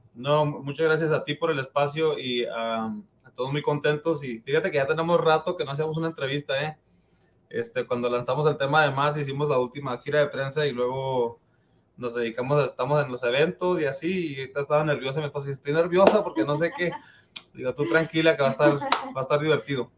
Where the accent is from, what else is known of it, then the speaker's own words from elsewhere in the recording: El Paso, Texas, United States; Yo, yo nací, crecí aquí en El Paso